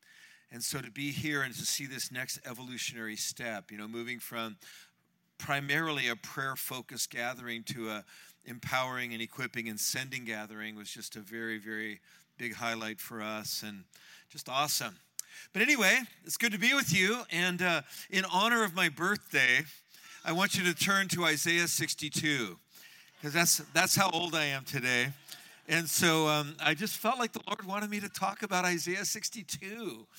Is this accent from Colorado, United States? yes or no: no; San Francisco, California, United States; I was raised in San Francisco by hippie parents.